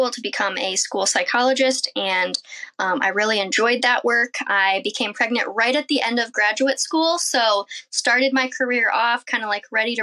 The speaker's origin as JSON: {"language": "English", "region": "Iowa", "country": "United States", "said": "I am a mom from Iowa. We have a nice little homestead here"}